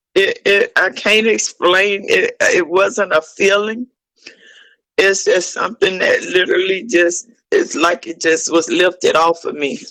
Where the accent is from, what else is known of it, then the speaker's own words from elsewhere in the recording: Ocala, Florida, United States; I'm from Ocala, Florida. Um, I was born and raised here. I grew up here in Parkside Gardens Apartments.